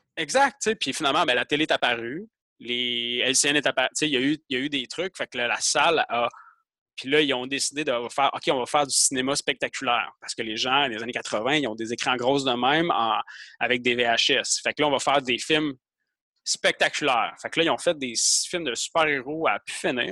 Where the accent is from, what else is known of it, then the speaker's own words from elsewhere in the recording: Quebec, Canada; moi je suis québécois